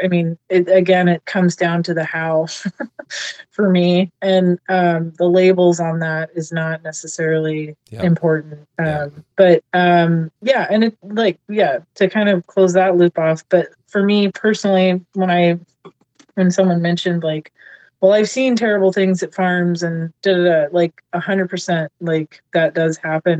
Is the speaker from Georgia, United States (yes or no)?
no; Seattle, Washington, United States; I grew up in Seattle